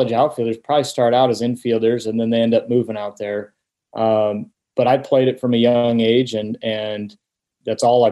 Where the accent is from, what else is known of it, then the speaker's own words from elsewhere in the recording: Omaha, Nebraska, United States; growing up in Omaha